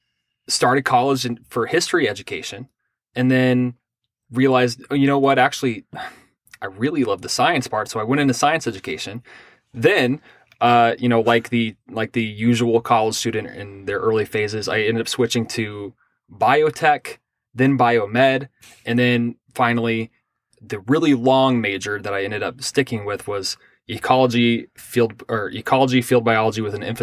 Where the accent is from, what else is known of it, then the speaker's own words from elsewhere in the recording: Pasadena, Texas, United States; also born or lived in Ohio / Minnesota / Kentucky; so I was born in Ohio. My family moved to Texas. There was a period where we moved to Minnesota and then to Kentucky and then back down to Texas. We were kind of all over the place.